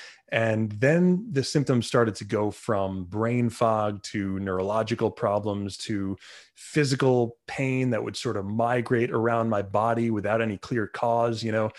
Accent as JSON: {"language": "English", "town": "Long Island", "region": "New York", "country": "United States", "said": "I'm from Long Island, New York, where Lyme disease is sort of a common problem."}